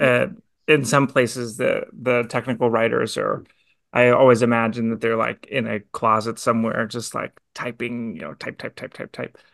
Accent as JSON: {"language": "English", "town": "Kansas City", "region": "Missouri", "country": "United States", "tie": "born or raised there", "said": "me growing up in Kansas City, um, as a kind of part-time Chiefs fan, because it's where I grew up"}